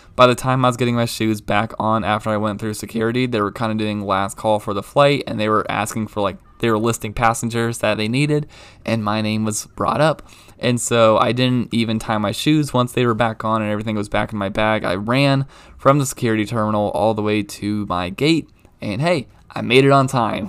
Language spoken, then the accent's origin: English; Baltimore, Maryland, United States; moved away; growing up in Baltimore